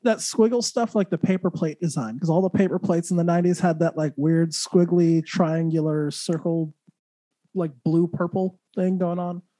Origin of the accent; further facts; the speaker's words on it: Santa Fe, New Mexico, United States; I grew up in Santa Fe, which Santa Fe I know people like, ooh, Santa Fe, but it's actually a very small small place